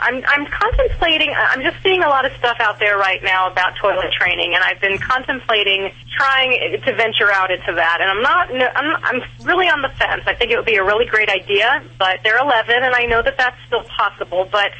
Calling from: Las Vegas, Nevada, United States; I'm calling from Las Vegas.

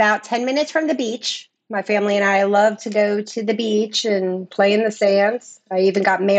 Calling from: Clearwater, Florida, United States; Clearwater, Florida.

